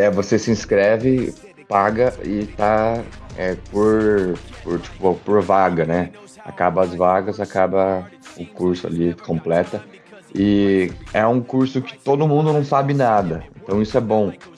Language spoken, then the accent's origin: Portuguese; Brazil; moved away; vim do Brasil